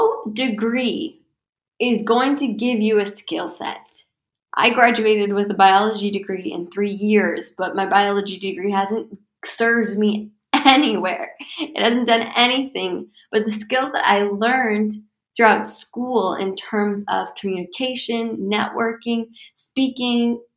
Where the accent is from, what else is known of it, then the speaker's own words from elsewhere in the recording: United States; I'm American